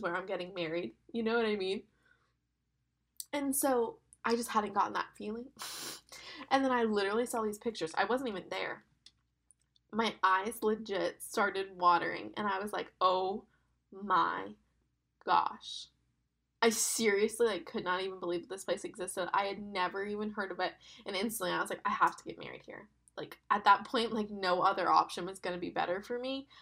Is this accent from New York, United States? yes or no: no; West Palm Beach, Florida, United States; moved away as an adult; also born or lived in Birmingham; I'm from West Palm and I went to school in Birmingham